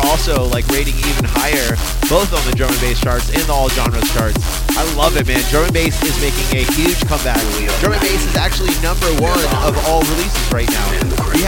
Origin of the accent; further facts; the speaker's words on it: Orlando, Florida, United States; moved away; my hometown homies